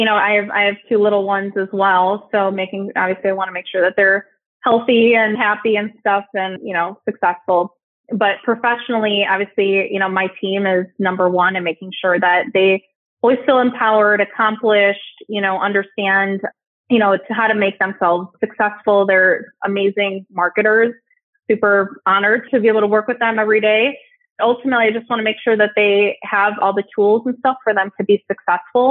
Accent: Chicago, Illinois, United States; moved away as an adult; now in Southern California, United States; So I am in Southern California, but I'm originally from Chicago. I made my move to the West Coast about 4 years ago, but I will always be a Midwesterner at heart

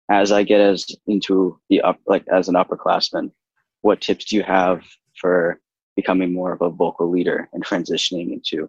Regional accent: Barnstable, Massachusetts, United States; I'm from Barnesville, Massachusetts.

